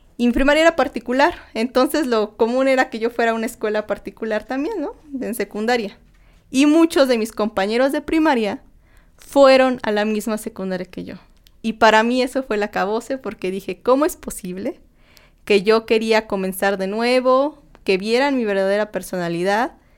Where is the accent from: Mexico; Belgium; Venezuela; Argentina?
Mexico; Tlaxcala; moved away as an adult; now in Mexico City, Mexico; yo pues soy de soy de Tlaxcala, no soy de la Ciudad de México, me vine aquí a estudiar y trabajar